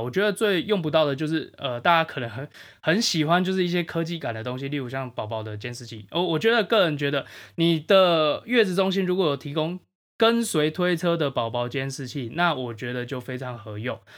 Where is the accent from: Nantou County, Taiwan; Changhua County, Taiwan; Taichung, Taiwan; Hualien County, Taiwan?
Changhua County, Taiwan; now in Taipei, Taiwan; 我家乡彰化